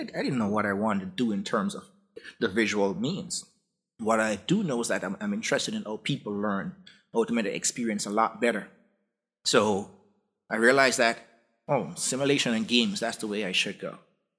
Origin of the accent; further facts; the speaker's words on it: Jamaica; I grew up in Jamaica.